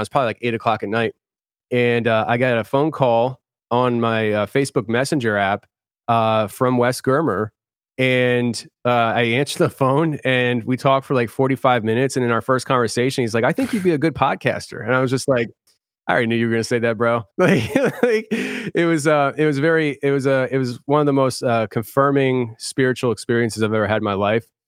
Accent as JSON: {"language": "English", "town": "Philadelphia", "region": "Pennsylvania", "country": "United States", "said": "I'm from Philly, so it's, like, you kinda rough around the edges"}